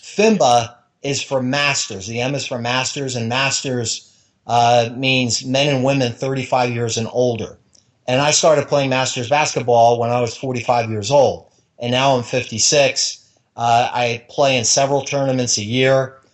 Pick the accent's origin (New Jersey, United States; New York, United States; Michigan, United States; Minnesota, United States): New Jersey, United States; now in Florida, United States; even though I've lived in Florida 30 years, I grew up in New Jersey